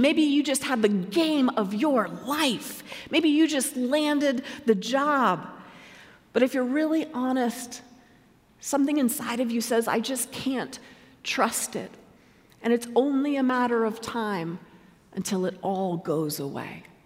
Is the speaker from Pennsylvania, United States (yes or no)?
no; Colorado, United States; I was living in my home state of Colorado